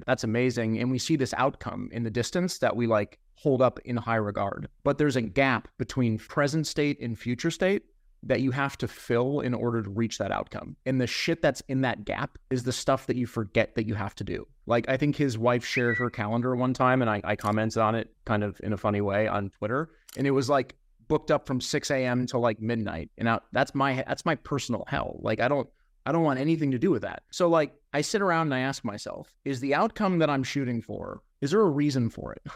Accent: Ohio, United States; I'm a guy from the Midwest part of the United States. Like, I'm from Ohio, and everyone's real nice where I'm from.

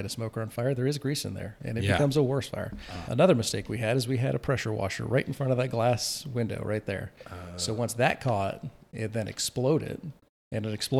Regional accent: Charleston, South Carolina, United States; moved away as an adult; also born or lived in Arizona; now in Charleston, United States; I was born in Charleston

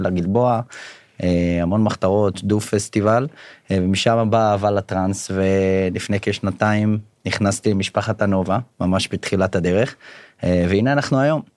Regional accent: Beit She'an, Northern District, Israel; now in Ramat Gan, Israel; במקור מבית שאן. אה, היום גר ברמת גן

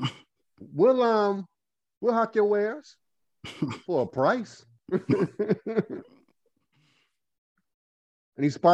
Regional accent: Goldsboro, North Carolina, United States; I am from Goldsboro, North Carolina as well

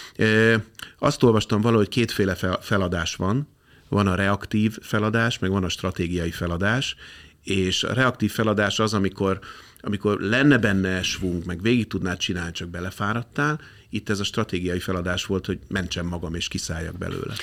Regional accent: Budapest, Hungary; én a Békási lakótelepen nőttem fel

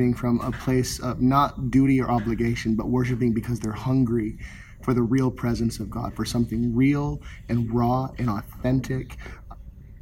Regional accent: Minnesota, South Dakota, Upper Midwest, United States; moved away as an adult; also born or lived in Kansas City; now in Orlando, United States; I was born and raised in Minnesota, South Dakota, Upper Midwest

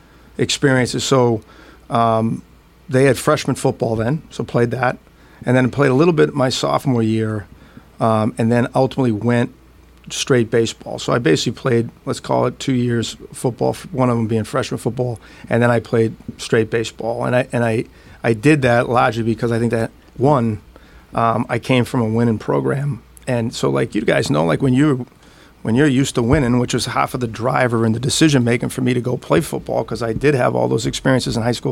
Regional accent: Woburn, Massachusetts, United States; I grew up in Woburn, which is about 10 miles up 93 from Boston.

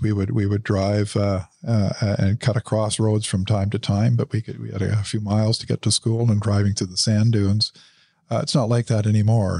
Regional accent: Ottawa, Ontario, Canada; moved away; also born or lived in Dubai; Grew up in the West End of Ottawa.

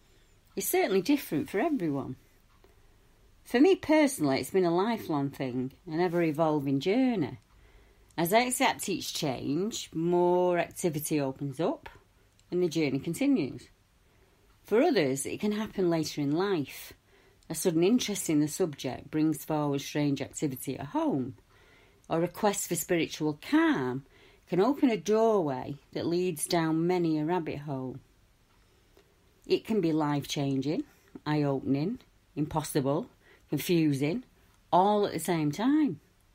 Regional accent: Stockport, North West England, United Kingdom; I'm from Stockport.

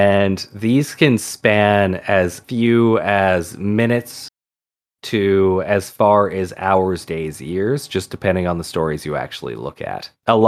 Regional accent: England, United Kingdom; That, and, you know, we're English, so that's where most of the stories come from.

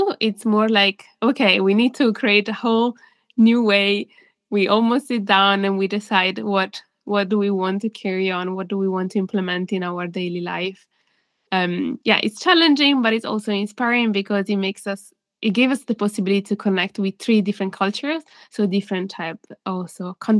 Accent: Italy; I'm a bicultural child, and I always thought growing up in Italy that I had to belong to the Italian culture uniquely

